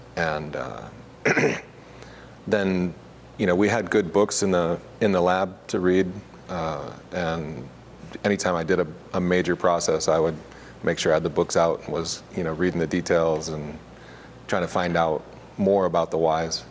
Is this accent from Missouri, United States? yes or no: yes; Augusta, Missouri, United States; moved away as an adult; also born or lived in McMinnville, Oregon; I grew up in Augusta, Missouri